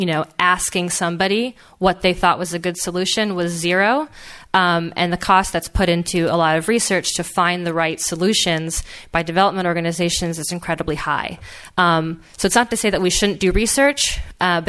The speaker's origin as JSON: {"language": "English", "town": "Philadelphia", "region": "Pennsylvania", "country": "United States", "tie": "born or raised there", "said": "I grew up in Philadelphia"}